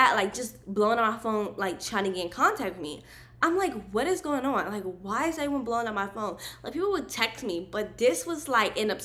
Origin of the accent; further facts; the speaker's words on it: Maryland, United States; I was born and raised in Maryland, and that's where I lived at the time